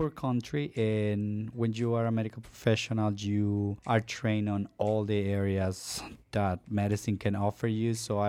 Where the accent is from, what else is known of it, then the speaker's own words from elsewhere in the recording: Honduras; English is a second language; now in United States; for all of you that has come from another country, and know what it is to acclimate to the United States, you will understand. I grew up in a very poor place, and for me, it was a privilege to be able to learn a new language.